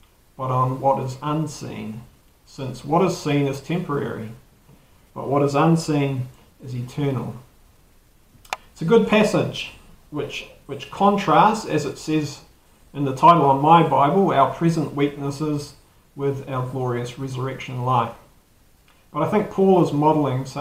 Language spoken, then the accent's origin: English; New Zealand; accent: Kiwi